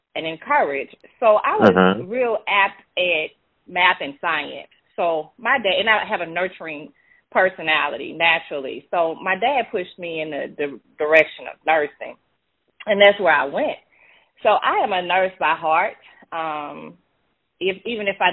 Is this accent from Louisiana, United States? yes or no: yes; Baton Rouge, Louisiana, United States; accent: Louisiana; born and raised in Baton Rouge, Louisiana